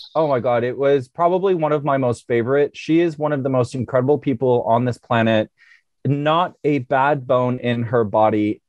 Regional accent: United States; as an American

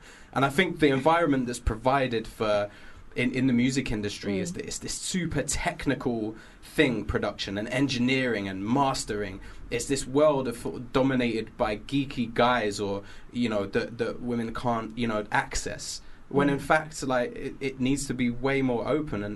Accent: London, United Kingdom; I grew up in Finsbury Park, and just hip hop was just everywhere

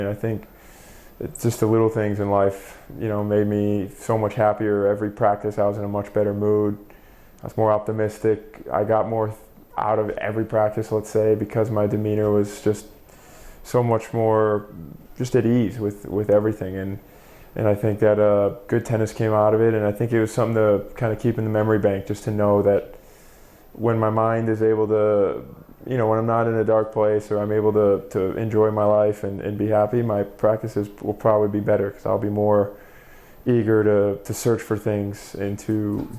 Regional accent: Palm Coast, Florida, United States; also born or lived in Michigan; We moved from Michigan when I was about 5-6 years old to Palm Coast, Florida, which is a small town northeast near Jacksonville, and that's where I started playing.

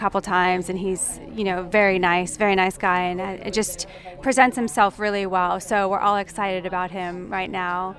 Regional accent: Rhode Island, United States; we're both from Rhode Island

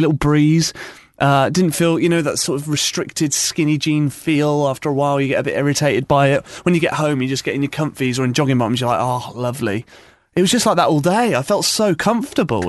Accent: United Kingdom; We're British people

